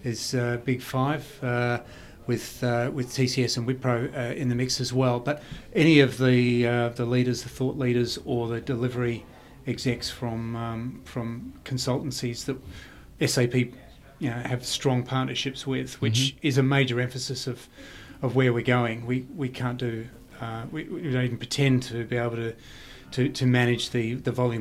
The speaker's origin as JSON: {"language": "English", "town": "Perth", "region": "Western Australia", "country": "Australia", "tie": "born or raised there", "said": "where I grew up in Perth"}